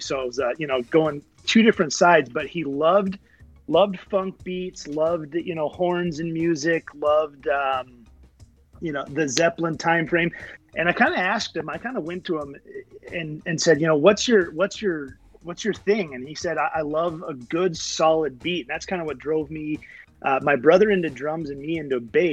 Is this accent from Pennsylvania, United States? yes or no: yes; Philadelphia, Pennsylvania, United States; moved away; growing up in Philadelphia for 5 years